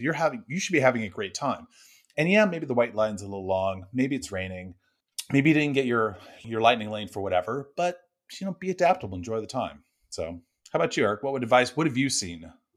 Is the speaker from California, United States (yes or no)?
yes; Northern California, United States; I grew up in California, I did not grow up going to the parks. I lived in Northern California.